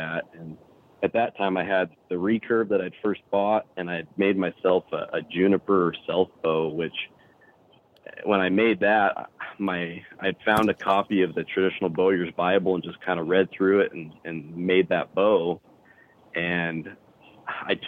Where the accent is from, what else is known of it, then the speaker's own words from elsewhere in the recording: Arizona, United States; I'm from Arizona originally